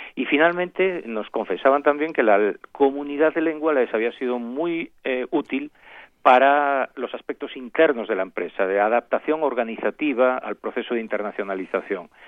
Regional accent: Galicia, Spain; now in Mexico; soy de origen gallego y en, Galicia hay un idioma propio

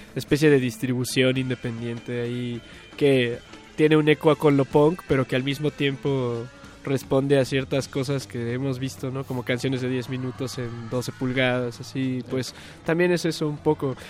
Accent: Atizapán de Zaragoza, State of Mexico, Mexico; yo soy el único que es de Chiluca

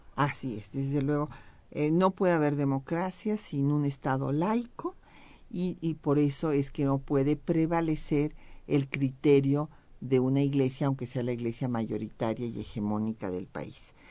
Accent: Mexico

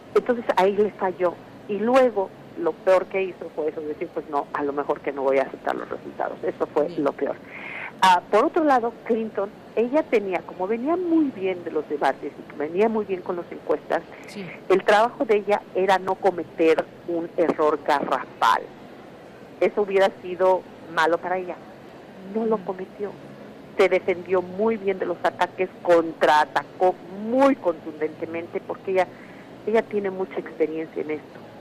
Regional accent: Mexico; now in United States; soy inmigrante, porque soy mexicana

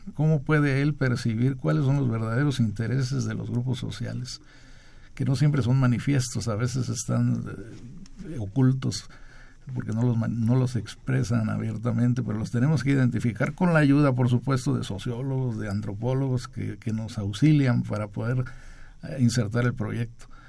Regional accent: Chiapas, Mexico; Yo soy de Chiapas

